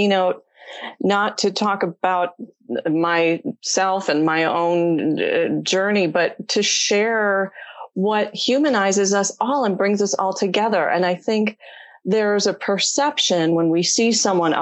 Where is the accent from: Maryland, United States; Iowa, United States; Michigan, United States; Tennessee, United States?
Michigan, United States; Detroit; I grew up in Michigan in the Detroit area